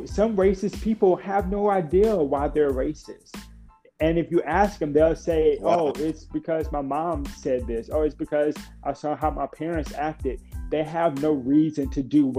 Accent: Lake Charles, Louisiana, United States; since I was a young boy growing up in Lake Charles

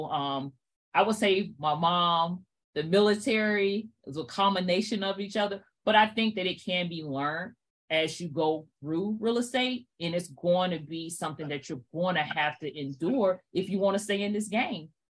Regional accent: Fort Mill, South Carolina, United States; moved away as an adult; also born or lived in Brooklyn, New York; I was born in Brooklyn, New York. After two short Brooklyn, my mom was in South Carolina. So I grew up in Fort Mill, South Carolina

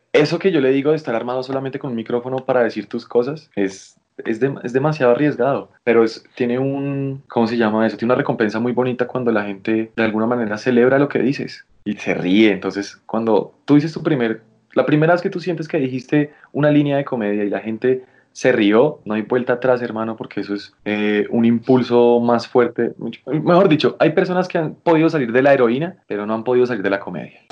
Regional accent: Colombia; esos somos los colombianos

